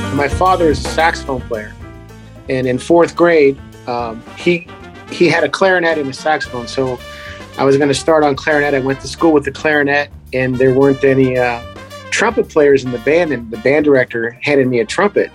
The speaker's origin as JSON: {"language": "English", "town": "Youngstown", "region": "Ohio", "country": "United States", "tie": "born or raised there", "moved": "as an adult", "lives_now": "Las Vegas, United States", "said": "I kind of went back to Youngstown, Ohio, which is my hometown"}